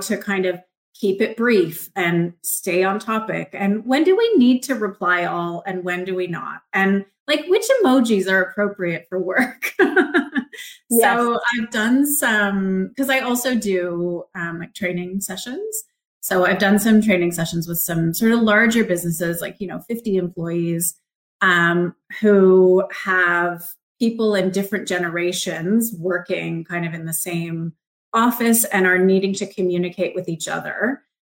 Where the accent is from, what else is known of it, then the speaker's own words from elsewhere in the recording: Markham, Ontario, Canada; moved away; I grew up in Markham, which is a suburb of Toronto